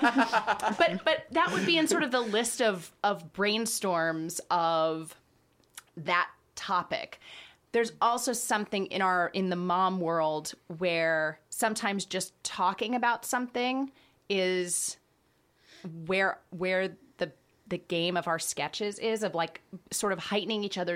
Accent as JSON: {"language": "English", "town": "Dallas", "region": "Texas", "country": "United States", "also_born_or_lived": "Boston / Chicago", "moved": "as an adult", "said": "I'm from Dallas"}